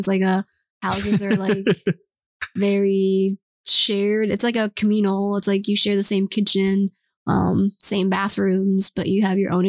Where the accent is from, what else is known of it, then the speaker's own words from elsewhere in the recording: United States; I don't tell people I'm from the U.S. sometimes.